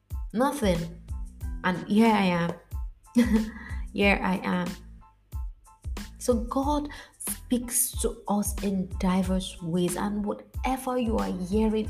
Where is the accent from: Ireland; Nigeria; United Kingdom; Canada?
Nigeria; the street I grew up in Nigeria